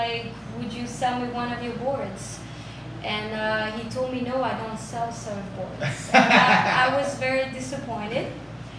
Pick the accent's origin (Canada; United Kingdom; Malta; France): France; Basque Country, Nouvelle-Aquitaine; moved away as an adult; now in Miami, United States; I grew up in France. In the Basque Country